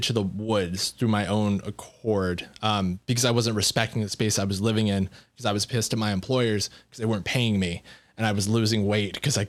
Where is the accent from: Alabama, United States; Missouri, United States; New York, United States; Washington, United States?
Washington, United States; Seattle; I don't know if you can tell, but I'm from Seattle.